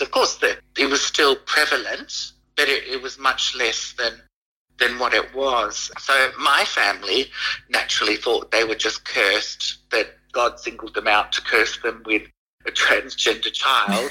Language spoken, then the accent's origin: English; Fiji; I'm from Fiji